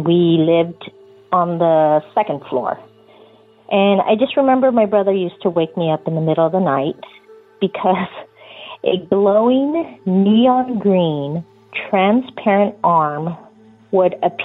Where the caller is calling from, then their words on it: Yucaipa, California, United States; also born or lived in Torrance, California; I'm calling from Yucaipa, California